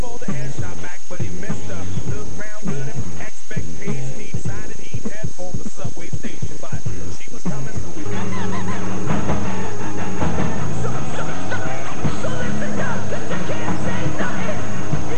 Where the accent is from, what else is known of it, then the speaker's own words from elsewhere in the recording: Texas, United States; All of us are native Texans